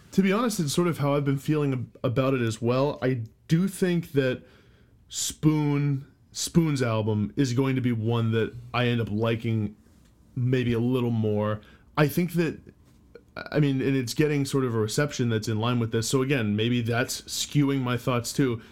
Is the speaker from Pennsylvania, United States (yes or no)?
no; Boston, Massachusetts, United States; We're from the Boston